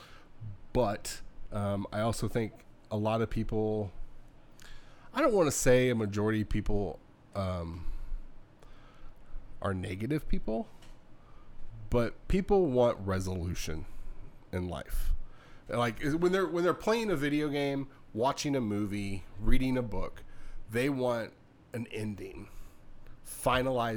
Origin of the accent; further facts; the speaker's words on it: Southern California, United States; now in Midwest, United States; I may have been born here and currently live in the Midwest, but I grew up in Southern California